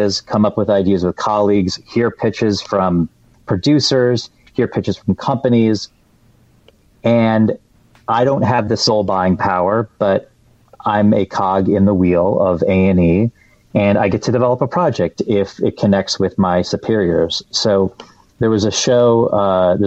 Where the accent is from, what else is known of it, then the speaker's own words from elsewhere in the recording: Detroit, Michigan, United States; moved away; I'm from the Metro Detroit area